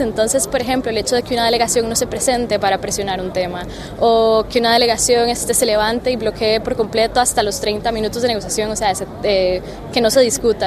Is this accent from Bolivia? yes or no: no; San José, Costa Rica; yo soy de San José, Costa Rica